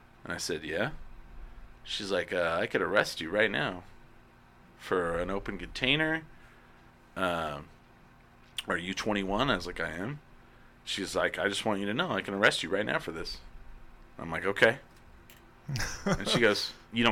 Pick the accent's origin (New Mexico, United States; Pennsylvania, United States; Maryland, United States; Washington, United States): New Mexico, United States; Eastern; I'm from Eastern New Mexico